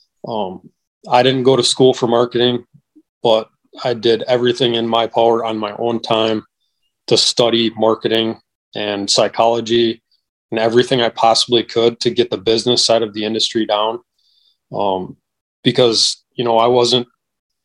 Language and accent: English; Wisconsin, United States; I'm from Wisconsin